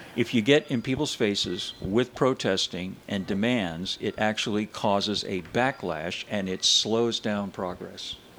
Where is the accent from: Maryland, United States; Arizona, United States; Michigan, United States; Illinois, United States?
Arizona, United States; also born or lived in Indiana; I was born in Indiana, and I ended up in Arizona as a kid